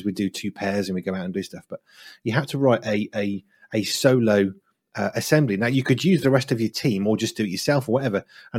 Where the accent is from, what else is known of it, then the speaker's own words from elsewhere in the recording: West Midlands, United Kingdom; And so I decided what I would do, because I'm from the Black Country, is I would slow my speech down.